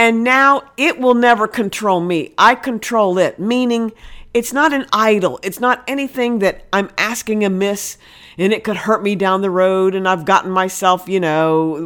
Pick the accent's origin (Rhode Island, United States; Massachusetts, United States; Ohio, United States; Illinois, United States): Ohio, United States; moved away; I'm originally from Ohio, been down here 30 years, but I miss the green, huge fields of Ohio